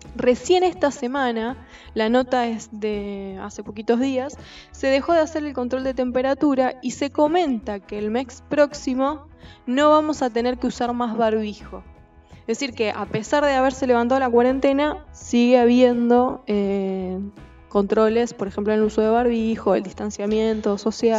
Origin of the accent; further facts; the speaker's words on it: Argentina; nuestra Argentina